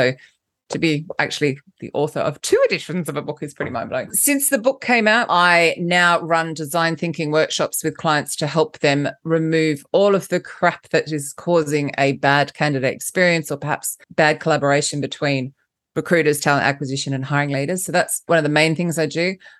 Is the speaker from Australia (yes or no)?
yes; Australia; now in London, United Kingdom; First off, let's just clarify the accent. I'm Australian, but I live in London, so I don't really know what I sound like.